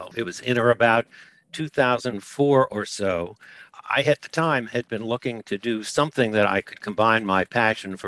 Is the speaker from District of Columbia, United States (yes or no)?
yes; D.C., District of Columbia, United States; moved away; also born or lived in Boston; I grew up outside of Washington, D.C.